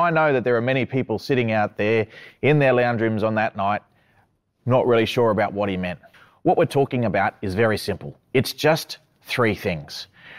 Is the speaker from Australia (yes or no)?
yes; North Stradbroke Island, Quandamooka, Queensland, Australia; I'm from the Quandamooka peoples of Minjiriba, which is also known as North Stradbroke Island, just off the coast of Brisbane.